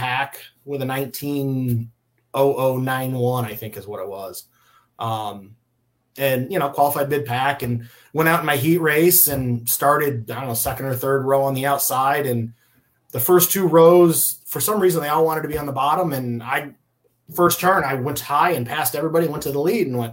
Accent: Jackson, Michigan, United States; moved away; I grew up in Jackson, which is, Springport is in Jackson County

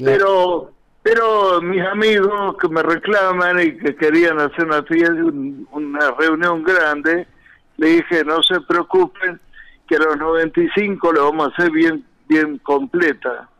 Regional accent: San Carlos Centro, Santa Fe, Argentina; moved away as an adult; also born or lived in La Falda, Córdoba / Córdoba; now in Villa Carlos Paz, Argentina; era yo representante de Caramelos Leritier, que son de mi pueblo, de San Carlos Centro, Santa Fe

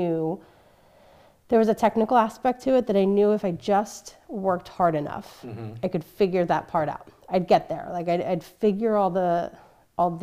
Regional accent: Radnor, Pennsylvania, United States; also born or lived in Texas / Wynnewood, Pennsylvania / Austin, Texas; Moved from Texas to Radnor, I think I was first grade.

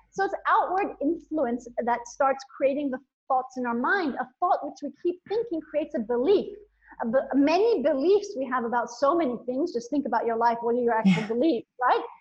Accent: India; also born or lived in Bangkok, Thailand / Nepal; So I was born in Thailand, in Bangkok. I grew up in India and Nepal. I went to boarding school in India.

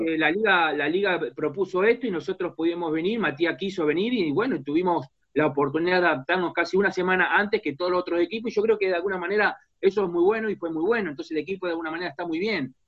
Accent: Argentina; moved away as an adult; now in San Jose, United States; como argentino, como sudamericano

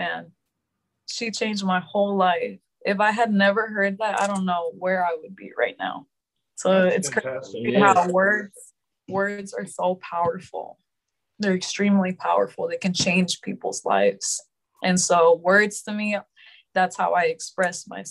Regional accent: Houston, Texas, United States; also born or lived in Los Angeles, California; technically I was born in LA, but I grew up here in Houston. So I don't remember LA. I was like a baby

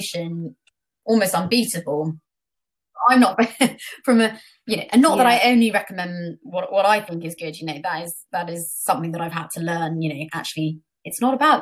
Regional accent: Portugal; moved away; I grew up in Portugal, still have family there

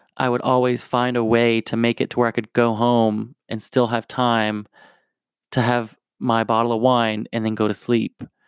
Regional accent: New Jersey, United States; also born or lived in Tennessee / Raleigh, North Carolina; now in Denver, United States; I was born in Tennessee, grew up in New Jersey, and I lived in Raleigh, North Carolina for a little bit

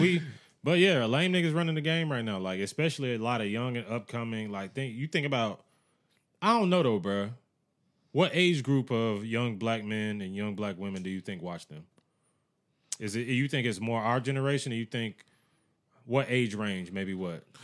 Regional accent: United States; Growing up in America

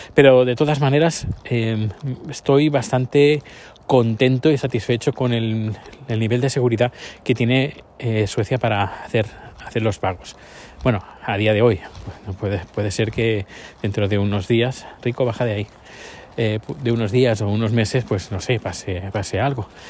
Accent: Spain; moved away as an adult; now in Sweden; cuando salí de España

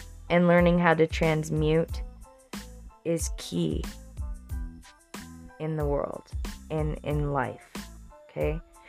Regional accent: Denver, Colorado, United States; And when I was 9 years old, I grew up in Denver.

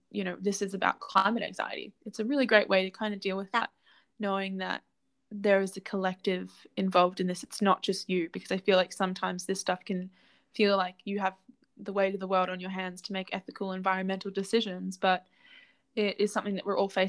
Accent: Currumbin, Queensland, Australia; I grew up in Currumbin

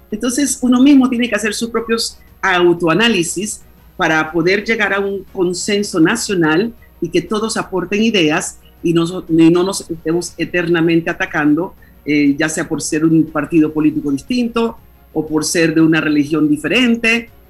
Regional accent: Panama; now in Spain; cuando yo salí de Panamá en el año 1976, que vine a estudiar a España

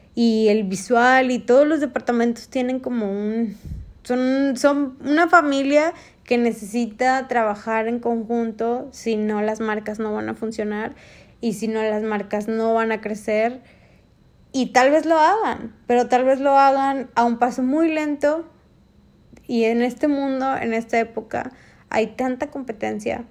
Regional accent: Mexico; en México nosotros, los mexicanos, y me incluyo

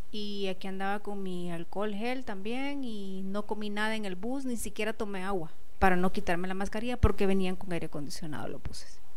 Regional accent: Guatemala; Ay, había un calor horrible en mi país. Ya extrañaba ese calorcito

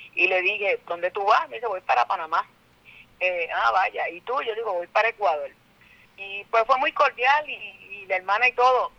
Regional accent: Puerto Rico; una artista puertorriqueña

